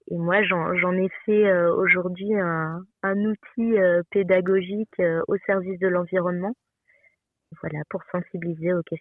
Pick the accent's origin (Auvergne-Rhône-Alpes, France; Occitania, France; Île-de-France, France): Île-de-France, France; Essonne, Paris suburbs; also born or lived in Passenans, Jura; now in Jura, France; J'ai grandi euh, dans l'Essonne, donc en banlieue parisienne. Et euh, actuellement, je suis installée euh, dans le Jura, à Passement, un petit village qui se trouve à côté de lons le et Poligny.